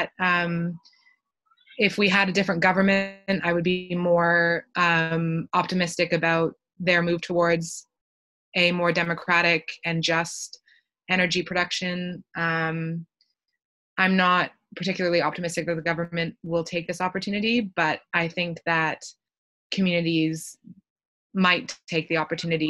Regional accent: Canada; accent: Canadian; if you can't tell from my accent, I'm from Canada

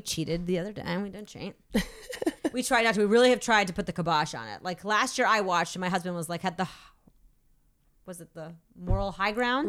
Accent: Massachusetts, United States; born or raised there

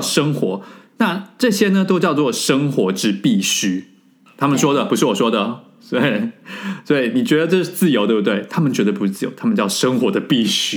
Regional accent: Taiwan; moved away as an adult; now in France; 虽然我人在法国，但是我不得不说从三月以来到现在，我非常以身为台湾人的身份自豪

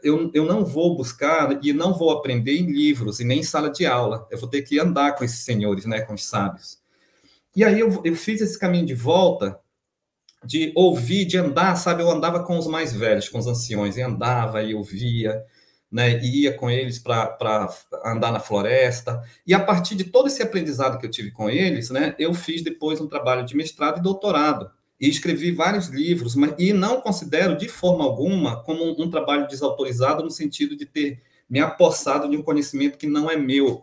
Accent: Amapá, Brazil; moved away as an adult; also born or lived in Minas Gerais; eu voltei para minha terra, Amapá

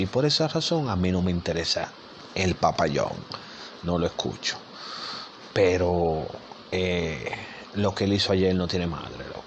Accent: New York, United States; soy nacido y criado en Nueva York

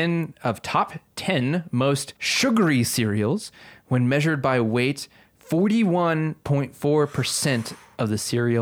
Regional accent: Oklahoma, United States; Growing up in Oklahoma

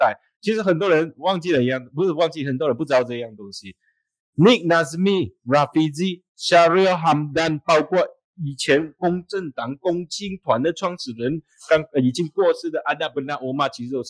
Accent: Malaysia; 但是我不是马来人，我能做到马来西亚人的东西，只只是先先做，把自己当成马来西亚人的方式来做。

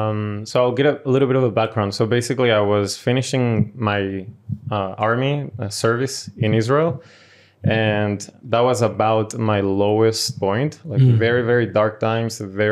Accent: Paraguay; born there; Yeah, so I was born in Paraguay to a Venezuelan father, a Brazilian mother

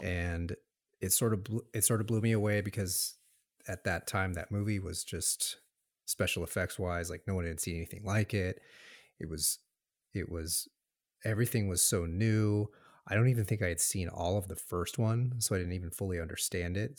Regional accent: Tucson, Arizona, United States; also born or lived in Los Angeles, California; originally born in Los Angeles, and um, moved to Arizona, Tucson, Arizona. It's my hometown when I was about two.

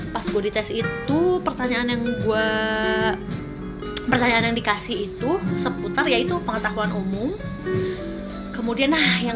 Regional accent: Bandung, West Java, Indonesia; kamu asalnya dari mana dari Bandung oh dari Bandung

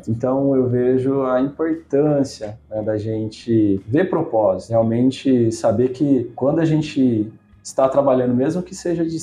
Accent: Campinas, São Paulo, Brazil; born there; also born or lived in Paraná; meus pais são paranaenses. Eu nasci em Campinas, né? 9 anos de idade eu vendi sorvete na rua lá no Paraná. A gente morou cinco anos lá, nasci aqui, a gente voltou.

